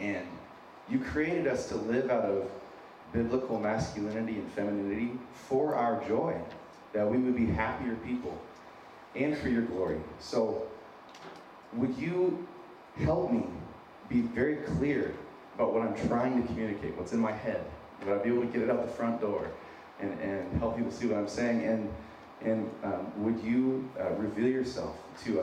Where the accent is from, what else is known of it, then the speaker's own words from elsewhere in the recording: Wyoming, United States; accent: a little bit of a Minnesotan accent; also born or lived in San Diego, California; now in Minnesota, United States; I'm originally from San Diego, grew up in Wyoming. I have a little bit of a Minnesotan accent